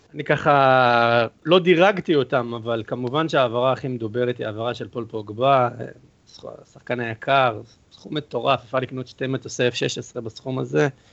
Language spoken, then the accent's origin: Hebrew; Italy; now in Israel